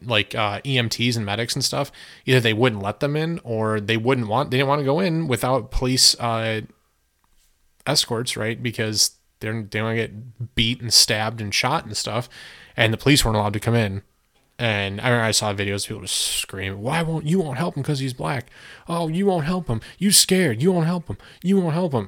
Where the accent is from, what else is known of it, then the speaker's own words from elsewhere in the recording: United States; I appreciate being an American and I love being an American and I love my country